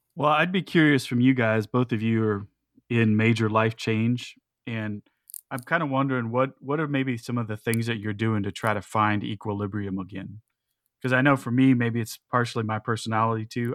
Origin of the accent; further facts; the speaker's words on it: United States; especially as American Christians